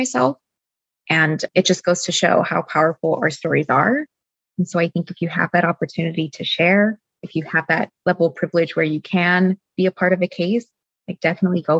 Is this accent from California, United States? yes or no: yes; Southern California, United States; moved away as an adult; also born or lived in Boston; the Latina community that I was used to growing up in Southern California